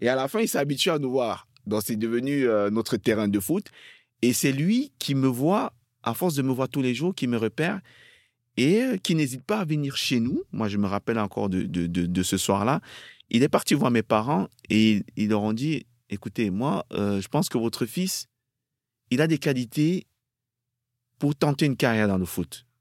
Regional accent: Cameroon; moved away as an adult; also born or lived in France; je suis encore tout gamin, je vois ça à la télé, chez moi au Cameroun, avec mes parents

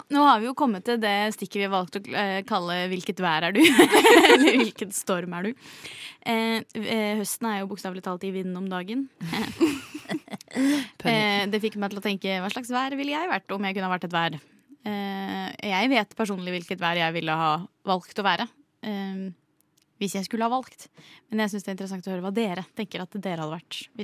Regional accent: Bergen, Vestland, Norway; Jeg er bergenser.

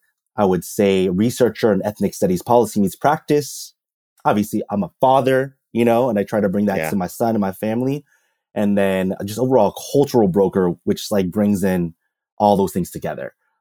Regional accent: Oceanside, California, United States; born and raised in San Diego, California, you know, West Coast, best coast, you know, in a Filipino, like, Chicano, Mexican community in Oceanside, California

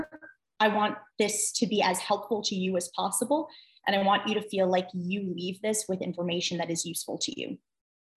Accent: Westchester, New York, United States; I'm from Westchester, New York. And my home temple is Westchester Reform Temple

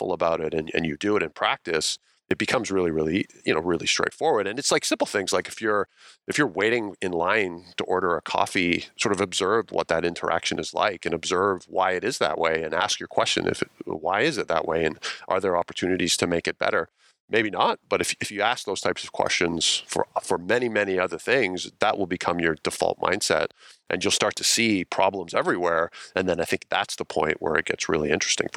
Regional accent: Ontario, Canada; moved away as an adult; also born or lived in British Columbia; I grew up in Ontario

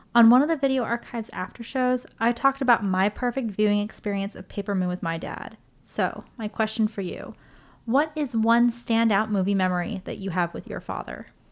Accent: Los Angeles, California, United States; I grew up here in L

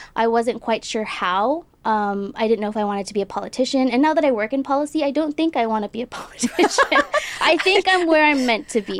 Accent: Del Rio, Texas, United States; I grew up in Delro, Texas.

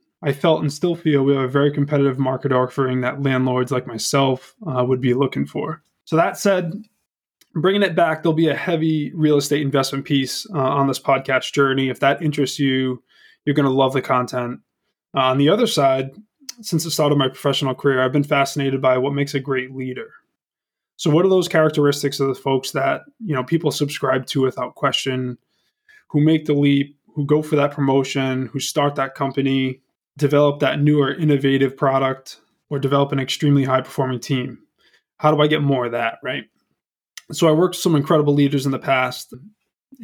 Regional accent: Lincoln, Rhode Island, United States; also born or lived in New Hampshire; Born and raised Rhode Islander, family's from Bristol, grew up in Lincoln

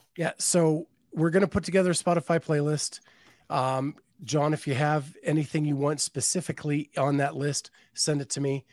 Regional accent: Western Pennsylvania, United States; growing up in Western Pennsylvania, we had one channel and Hee-Haw was on every week

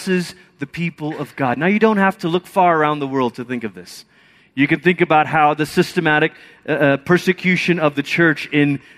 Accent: Malaysia; moved away; I grew up in Malaysia

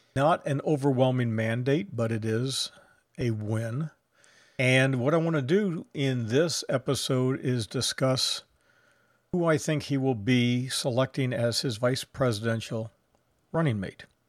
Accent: Texas, United States; from the great state of Texas, my hometown, my home state

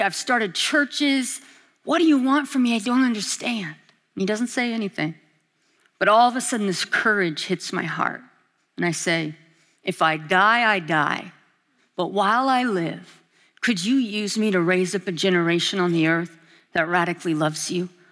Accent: Alaska, United States; now in Kona, United States; I'm from Alaska

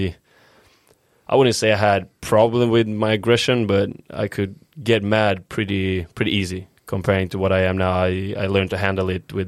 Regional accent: Uppsala, Uppsala County, Sweden; English is a second language; moved away as an adult; also born or lived in Östersund, Sweden / Stockholm, Sweden; we moved to my current town and where I believe is my hometown and where I grew up in Uppsala.

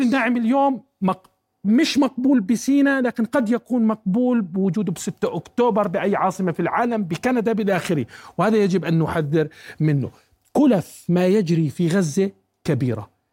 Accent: Jordan; أنا كأردني

